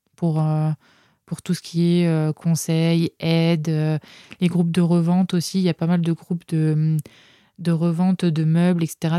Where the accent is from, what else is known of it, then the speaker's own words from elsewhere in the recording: France; moved away as an adult; also born or lived in Montreal, Canada; mon retour en France